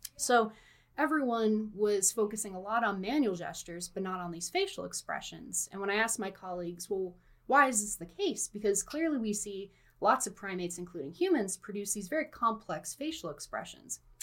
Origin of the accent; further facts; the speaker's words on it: North Carolina, United States; also born or lived in New Jersey; raised right. in North Carolina